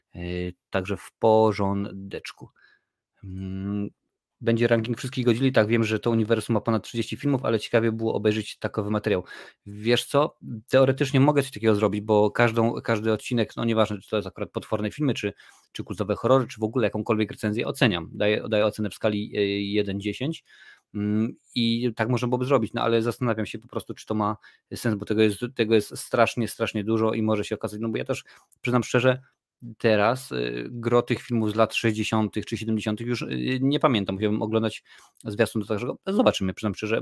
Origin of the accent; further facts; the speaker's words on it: Lesser Poland, Poland; Jestem z Małopolski, u nas się mówi na polu